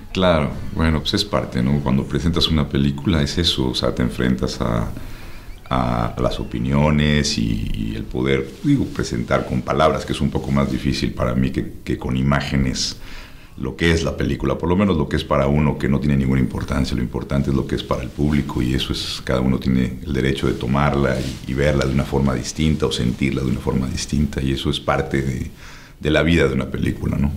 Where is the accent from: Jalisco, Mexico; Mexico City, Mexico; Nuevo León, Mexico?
Mexico City, Mexico; moved away; Los que nacimos en México nos decimos, nos dicen chilangos